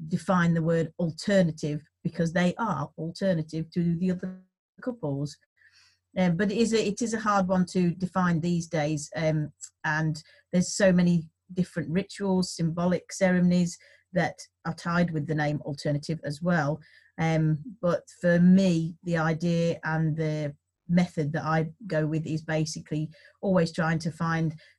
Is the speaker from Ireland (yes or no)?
no; West Midlands, United Kingdom; now in York, United Kingdom; I am also from the West Midlands.